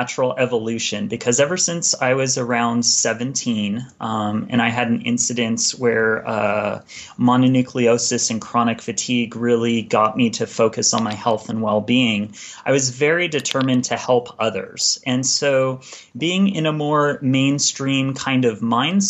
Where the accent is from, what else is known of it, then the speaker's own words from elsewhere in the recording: California, United States; moved away as an adult; now in Ashland, Oregon, United States; I grew up in California, and I spent a majority of my life there